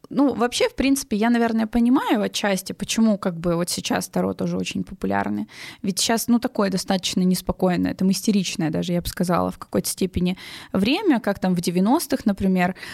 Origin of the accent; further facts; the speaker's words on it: Voronezh, Voronezh Oblast, Russia; Из Воронежа.